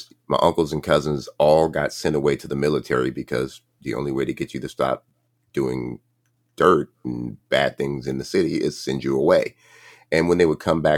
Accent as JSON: {"language": "English", "town": "Compton", "region": "California", "country": "United States", "tie": "born or raised there", "said": "growing up in Compton"}